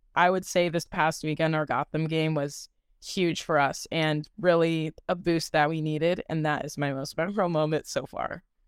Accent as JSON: {"language": "English", "region": "Michigan", "country": "United States", "moved": "as an adult", "lives_now": "Kansas City, United States", "said": "I'm originally from Michigan"}